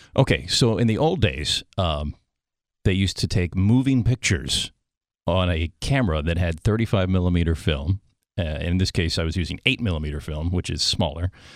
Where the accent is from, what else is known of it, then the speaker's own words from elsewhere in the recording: Washington, District of Columbia, United States; I grew up in the suburbs of Washington, D.C. So I was born in D.C. and grew up there